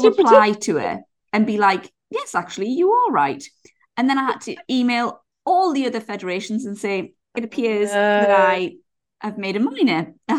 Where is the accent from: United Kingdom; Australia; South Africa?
United Kingdom; England; I think I'm showing English people in a bad light.